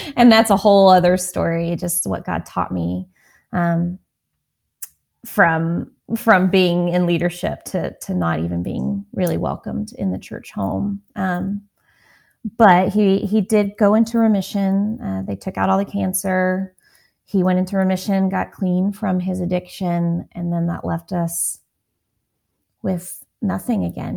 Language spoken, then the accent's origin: English; Texas, United States; I grew up in Texas